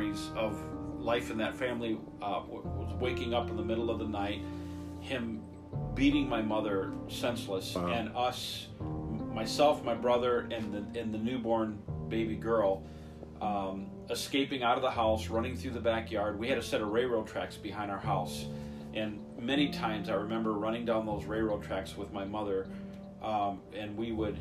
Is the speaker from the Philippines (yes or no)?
no; Flint, Michigan, United States; born and raised in Flint, Michigan.